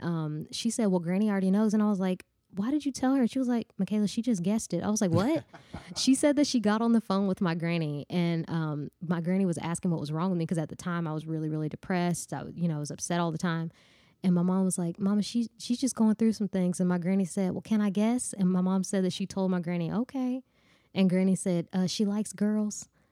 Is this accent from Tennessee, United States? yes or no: yes; Nashville, Tennessee, United States; I'm from Bordeaux